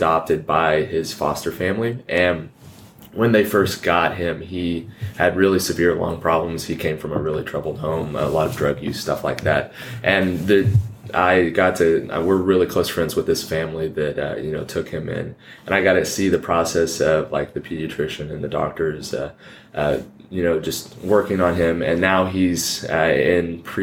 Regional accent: Columbus, Kansas, United States; born or raised there

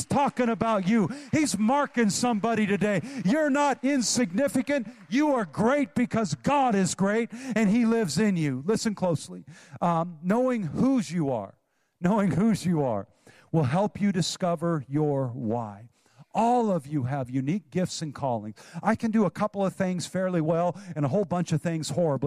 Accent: Oroville, California, United States; moved away; my hometown of Oroville, California

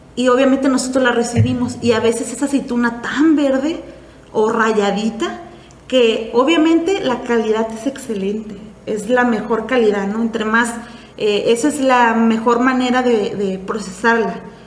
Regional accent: Valle de Guadalupe, Baja California, Mexico; also born or lived in Puerto Vallarta; vengo de Valle Guadalupe

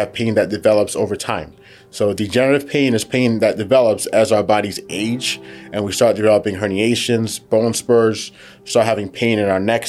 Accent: New York City, New York, United States; also born or lived in Providence, Rhode Island / Baltimore, Maryland / St. Louis, Missouri; I was born in Brooklyn.

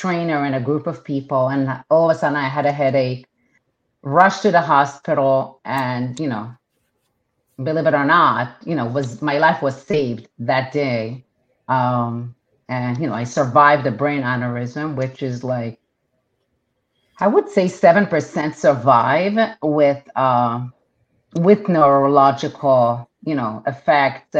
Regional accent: Israel; first language Hebrew; English is a second language; moved away as an adult; now in United States; Hebrew is my primary language. And I was born and raised in Israel. Went to the army. And when that was done, I came to the United States

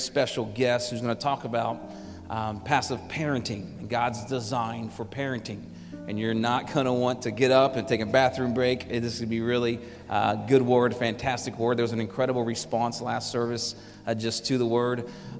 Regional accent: Houston, Texas, United States; now in Phoenix, United States; I'm from Houston

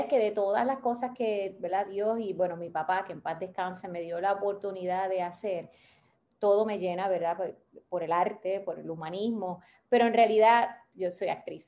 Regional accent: Bayamón, Puerto Rico; also born or lived in Santurce; now in Gurabo, Puerto Rico; yo nací, yo viví, yo viví toda mi vida en Bayamón

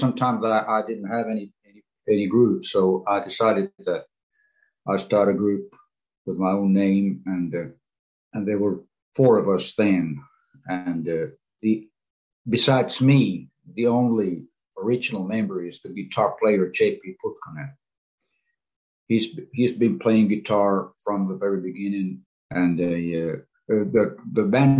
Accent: Sastamala, Pirkanmaa, Finland; I was born in the southwestern part of Finland, pretty close to the place where I live right now. I've been around, but I was born here in Sastamala, Finland

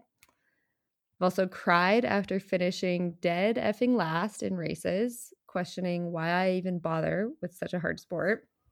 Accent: Plymouth, Minnesota, United States; I am originally from Plymouth, Minnesota, where my parents were looking for a way to get the family outside in the middle of the winter.

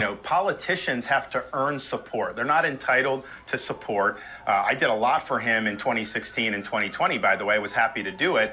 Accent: Florida, United States; I was born and raised in Florida.

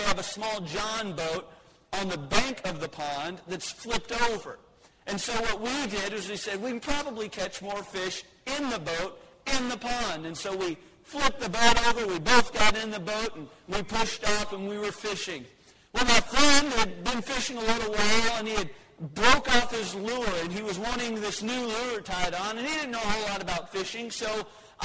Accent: Texas, United States; as a Texan

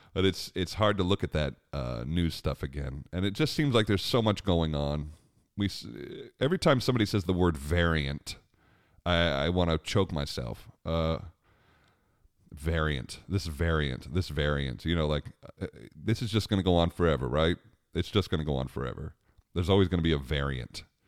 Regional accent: Long Island, New York, United States; Growing up on Long Island, we had a great, uh, outdoor amphitheater called Jones Beach Amphitheater

